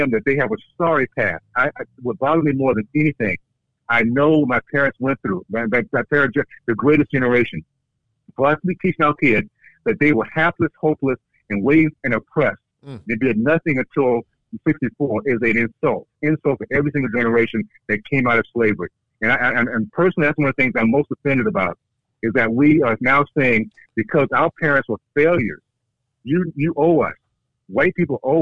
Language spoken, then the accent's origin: English; Deep South, United States; when I was growing up in Deep South in the 60s, KKK days